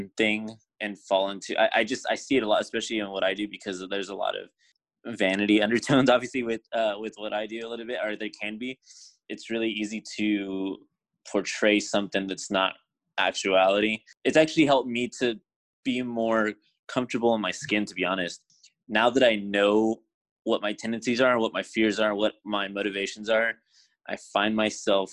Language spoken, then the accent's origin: English; San Antonio, Texas, United States; I am from San Antonio, Texas